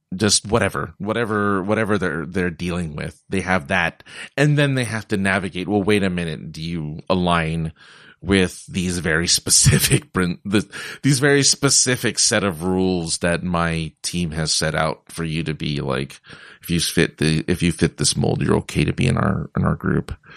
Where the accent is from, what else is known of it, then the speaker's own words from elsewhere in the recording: California, United States; I come from California